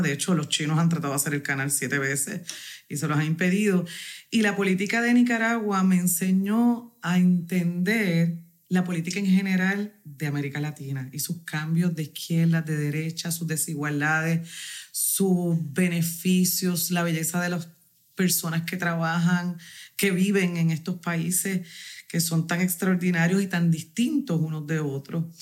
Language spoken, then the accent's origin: Spanish; Corozal, Puerto Rico; soy de Corozal, del barrio negro de Corozal